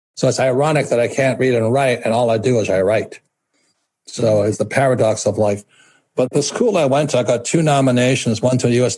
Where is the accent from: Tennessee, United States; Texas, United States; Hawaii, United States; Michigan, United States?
Hawaii, United States; I'm fourth generation Japanese American. I was raised in Hawaii